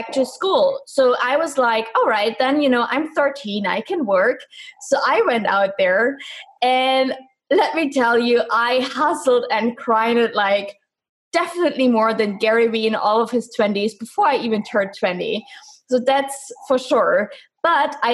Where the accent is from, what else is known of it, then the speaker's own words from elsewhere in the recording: East Germany, Germany; I'm from Germany, specifically from East Germany. So I was born behind the wall